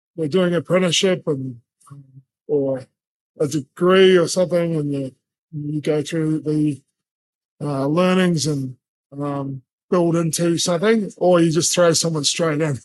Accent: Brisbane, Queensland, Australia; also born or lived in New Zealand; I'm from New Zealand, but Brisbane's my home. It's where I've grown up since I was nine years old.

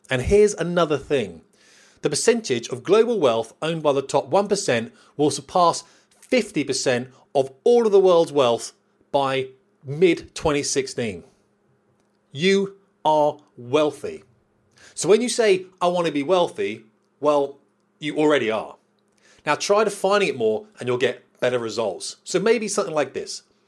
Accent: United Kingdom; we're British

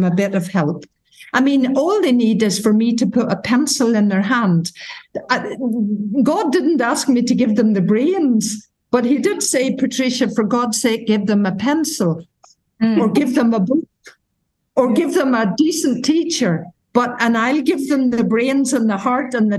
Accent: Ireland; moved away as an adult; also born or lived in Gibraltar; I came from Ireland, a little parish in Ireland.

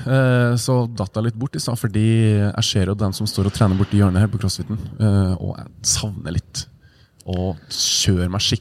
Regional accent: Sandnes, Rogaland, Norway; Jeg er fra Sandnes, ja.

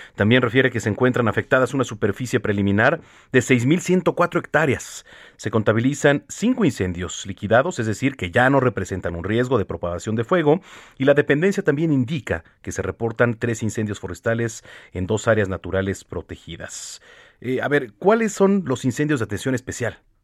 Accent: Mexico; como buenos mexicanos

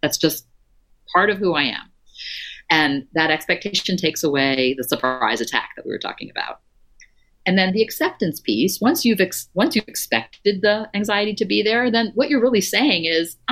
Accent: Florida, United States; I grew up in Florida

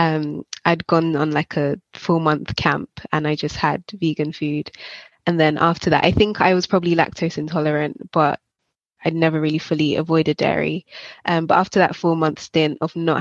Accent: Jamaica; moved away; I grew up in Jamaica and we'd have cooked lunches at school

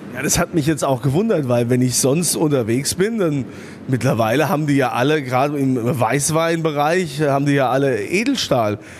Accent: Germany; Bei uns in Deutschland

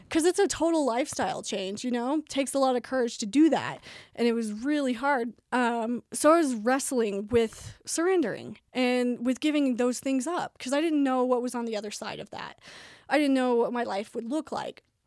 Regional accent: Tulsa, Oklahoma, United States; moved back home to Tulsa and then finished at Saint Gregory's in my hometown

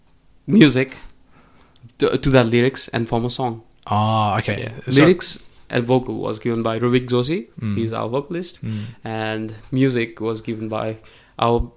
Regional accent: Kathmandu, Bagmati, Nepal; We're all from Kathmandu.

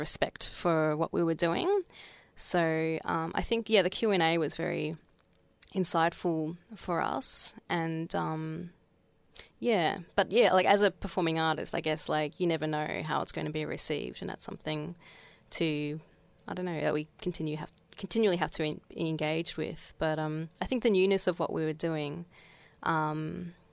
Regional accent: Australia; I grew up in Australia

